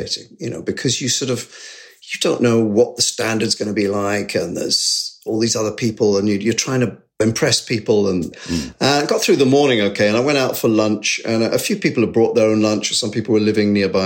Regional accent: Sevenoaks, South East England, United Kingdom; I grew up in Sevenoaks, very close

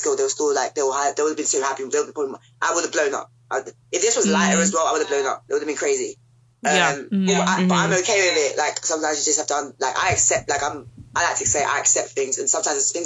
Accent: United Kingdom; we, as black British women

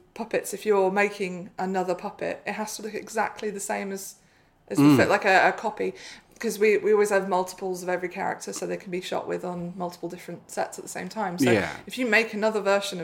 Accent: Bristol, South West England, United Kingdom; I grew up in Bristol, or just outside Bristol, so Aardman's a big deal there.

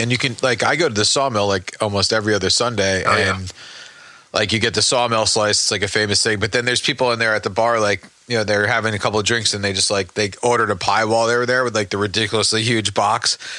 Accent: Manahawkin, New Jersey, United States; Hey, I'm from Manilokin. It's part of the lost Lenni Lenape Indians that live down the shore.

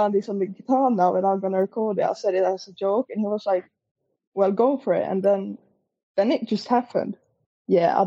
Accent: Sweden; I'm a fan from Sweden

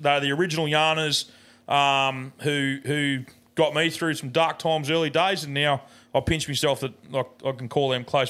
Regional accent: Murwillumbah, New South Wales, Australia; we're from Merbah.

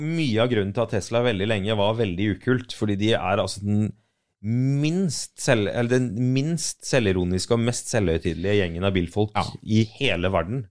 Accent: Arendal, Agder, Norway; jeg er fra Arendal

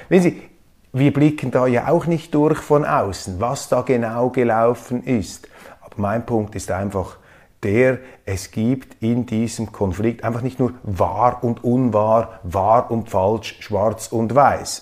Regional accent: Switzerland; ich als Schweizer

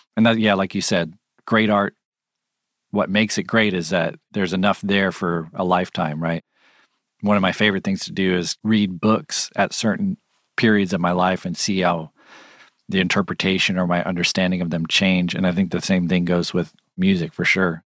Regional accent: California, United States; I'm from California

